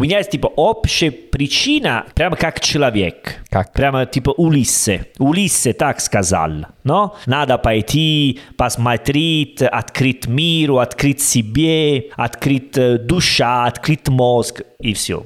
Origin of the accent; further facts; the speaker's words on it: Italy; Russian is a second language; Я из Италии